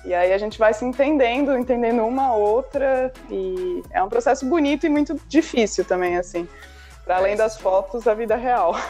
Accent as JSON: {"language": "Portuguese", "region": "São Paulo", "country": "Brazil", "tie": "born or raised there", "said": "eu cresci em São Paulo"}